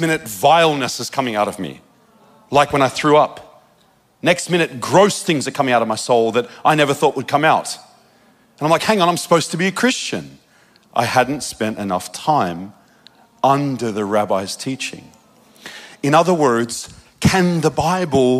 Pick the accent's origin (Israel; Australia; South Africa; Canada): Australia; moved away; also born or lived in Redding, California; I'm from Australia